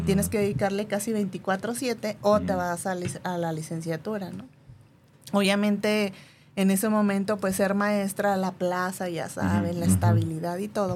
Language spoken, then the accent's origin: Spanish; Durango, Mexico; also born or lived in Monterrey, Nuevo León; Allá mi mamá me tiene y bueno, luego se les presenta otra oportunidad de trabajo, se regresan a Durango. Yo tenía como, yo creo que tres, cuatro años cuando regresamos. Y eh, al regresar, pues empieza ahí mi historia en Durango